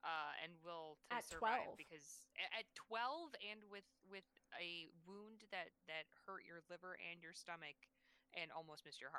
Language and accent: English; Chicago, Illinois, United States; I'm obviously I'm from Chicago